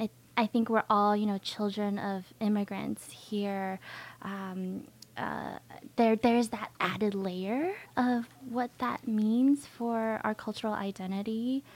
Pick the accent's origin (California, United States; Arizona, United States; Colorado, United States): California, United States; now in Austin, United States; I grew up in California, and I grew up in a very heavily Asian and Latino neighborhood.